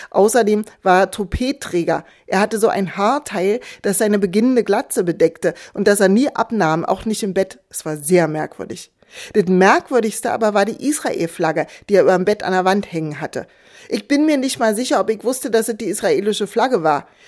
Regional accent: East Germany, Germany; Ich war mit der DDR-Friedensbewegung aufgewachsen im Kalten Krieg.

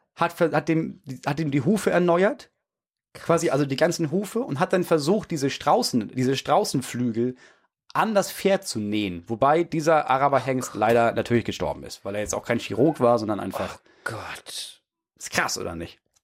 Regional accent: Schleswig-Holstein, Germany; bei uns in Schleswig-Holstein

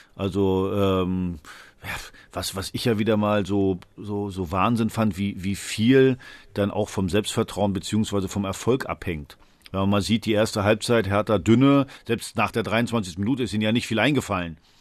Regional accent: Western Pomerania, Mecklenburg-Vorpommern, Germany; moved away; Ich komme nicht aus Mecklenburg, ich komme aus Vorpommern

